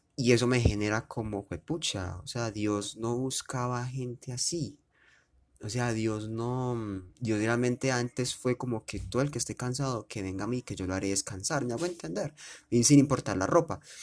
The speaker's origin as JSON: {"language": "Spanish", "town": "Medellín", "region": "Antioquia", "country": "Colombia", "said": "yo soy de Medellín"}